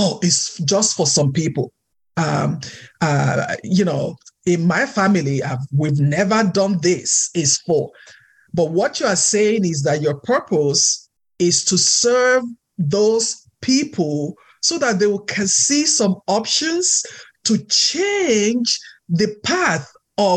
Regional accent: Nigeria; moved away; I'm Nigerian, so my culture is different

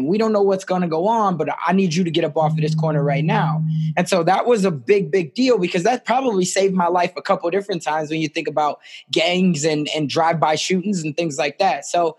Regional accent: Chicago, Illinois, United States; I'm originally from South Side of Chicago. I was raised inner city Chicago. I was raised in a single parent household by my mom.

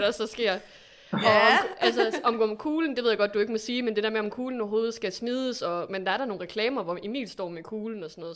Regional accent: Aalborg, North Denmark Region, Denmark; sidder jo i Aalborg, og jeg er fra Aalborg

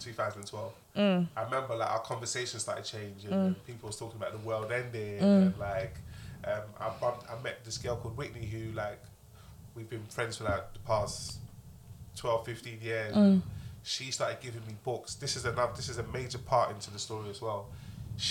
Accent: London, United Kingdom; I got shot at in my area. I'm from Broad Farm.

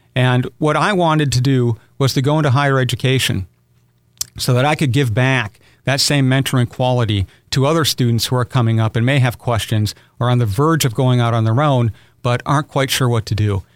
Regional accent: Aberdeen, South Dakota, United States; moved away as an adult; now in Owensboro, United States; I was born in Aberdeen, South Dakota, one of six children

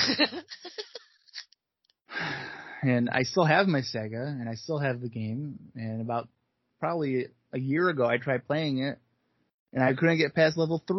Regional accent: Syracuse, New York, United States; I grew up and live still in Syracuse, New York

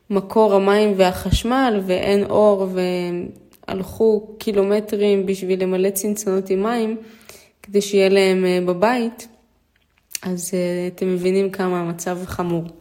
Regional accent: Israel; born there; ההורים שלי מאוקראינה, אימא ואבא שלי, אה, אני נולדתי פה בארץ.

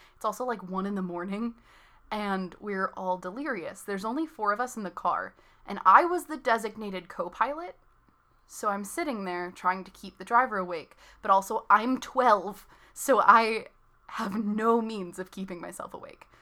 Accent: north of Chicago, Illinois, United States; moved away as an adult; now in California, United States; I was born a little bit north of Chicago and drove all around the state of Illinois

